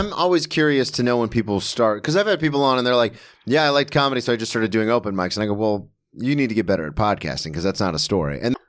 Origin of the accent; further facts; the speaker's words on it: Florida, United States; Because I'm from Florida and the University of Florida is the most respected public school.